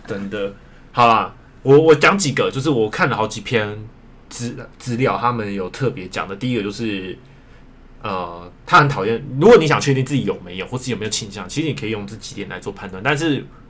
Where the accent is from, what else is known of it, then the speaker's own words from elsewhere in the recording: rural Miaoli, Miaoli County, Taiwan; 毕竟我是乡下的，就是我， 我是出生在苗栗乡下嘛